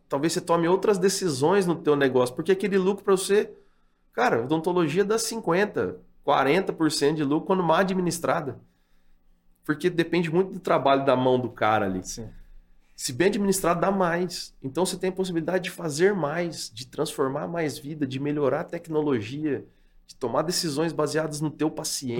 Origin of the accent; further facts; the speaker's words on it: Paraná, Brazil; moved away; also born or lived in Londrina; fui morar em Biporã de novo, lá onde eu nasci